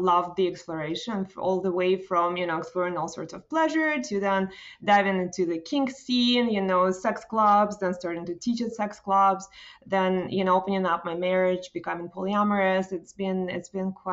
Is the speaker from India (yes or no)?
no; Russia; now in Toronto, Canada; I come from Soviet Union, former Soviet Union